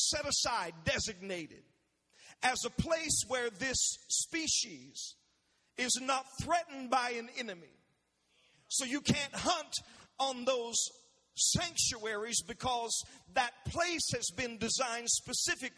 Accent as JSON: {"language": "English", "region": "South Georgia", "country": "United States", "tie": "born or raised there", "said": "growing up in South Georgia, down in the country on dirt roads"}